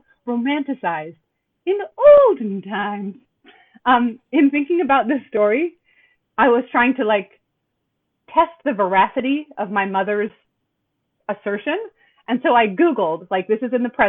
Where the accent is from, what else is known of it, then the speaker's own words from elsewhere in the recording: Southern California, United States; when I was growing up in Southern California